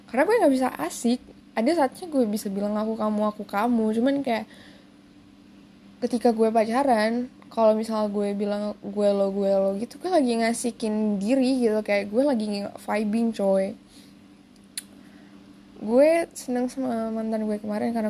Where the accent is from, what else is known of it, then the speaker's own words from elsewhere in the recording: Jakarta, Indonesia; born there; gue lahir di Jakarta dan beberapa keluarga gue ada tinggal di Jakarta